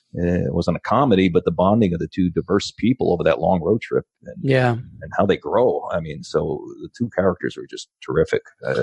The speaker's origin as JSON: {"language": "English", "town": "New York City", "region": "New York", "country": "United States", "tie": "born or raised there", "said": "I grew up in the Bronx"}